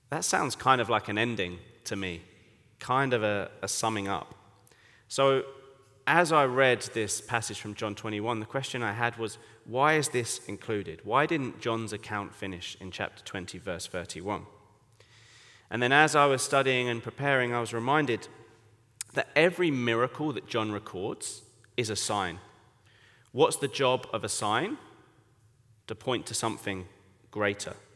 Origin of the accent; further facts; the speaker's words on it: England, United Kingdom; now in Bangkok, Thailand; So, as you can tell from my accent, I am English, but I've been serving in Bangkok, Thailand for it would be eight years in October.